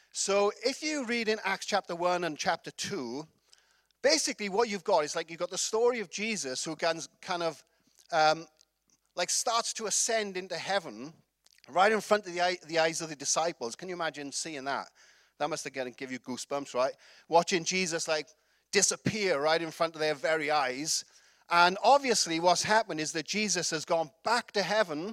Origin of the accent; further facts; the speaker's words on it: Wales, United Kingdom; I'm from Wales